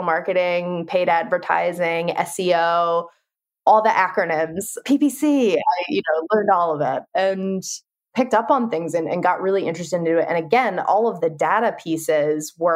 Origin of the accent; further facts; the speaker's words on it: Norristown, Pennsylvania, United States; Tanuki and I know we grew up in Norristown